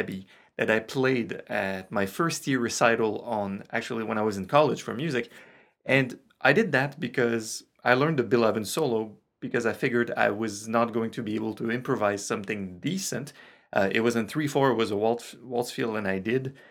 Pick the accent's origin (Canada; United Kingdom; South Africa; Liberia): Canada; Quebec; first language French; English is a second language; I'm Francophone, you hear that, I'm from Quebec, I'm from Canada